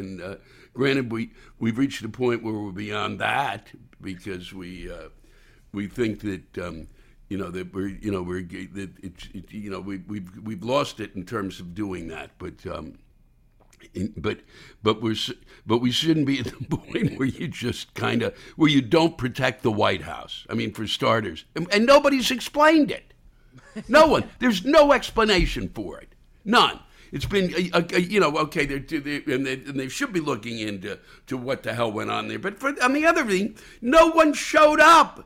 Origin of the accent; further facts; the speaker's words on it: Silver Spring, Maryland, United States; moved away as an adult; also born or lived in Washington, D.C.; I was born and raised around Washington and Silver Spring, Maryland.